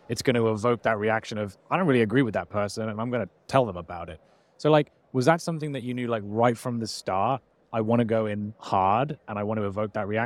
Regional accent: United Kingdom; I'm British.

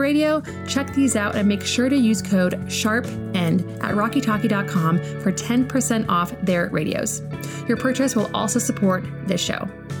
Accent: Alaska, United States; my home state of Alaska.

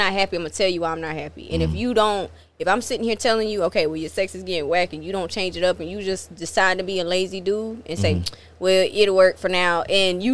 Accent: Chesterfield, South Carolina, United States; now in Orangeburg, United States; I live in Orangeburg, and I'm from Chesterfield

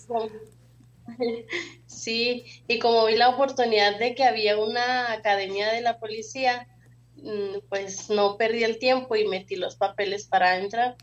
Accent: Chihuahua, Mexico; also born or lived in Carichí, Chihuahua; yo nací y crecí en Chihuahua

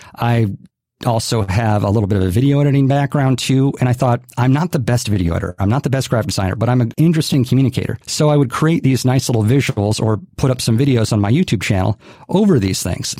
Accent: Hawaii, United States; grew up in Hawaii, born and raised

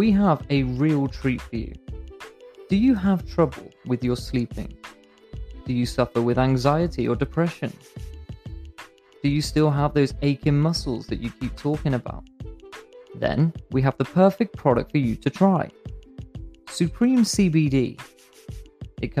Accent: England, United Kingdom; As an English fan

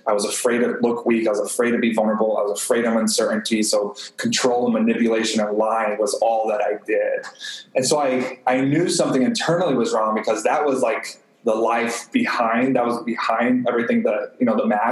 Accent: Texas, United States; I grew up in Texas, and so football was everything

